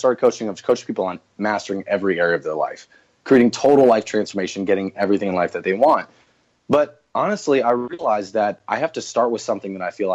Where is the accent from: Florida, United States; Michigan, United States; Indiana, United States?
Florida, United States; Northwest; I grew up in Northwest Florida